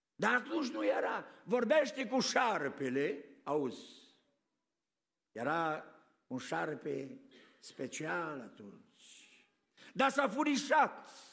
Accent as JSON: {"language": "Romanian", "country": "Romania", "moved": "yes", "lives_now": "United States", "said": "Noi la a treia, a treia generație nu mai suntem români în America"}